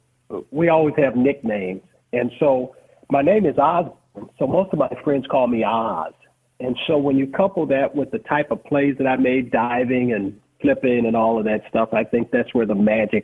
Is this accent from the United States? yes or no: yes; Los Angeles, California, United States; I grew up in Los Angeles